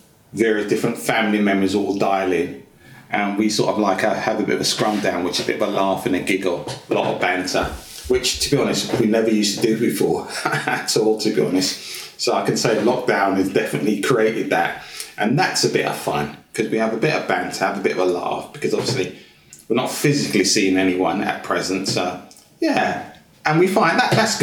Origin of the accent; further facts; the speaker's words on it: Luton, East of England, United Kingdom; moved away; also born or lived in London; I was born in London, but my family moved to Luton because my dad worked in Luton. So I grew up most of my life in Luton.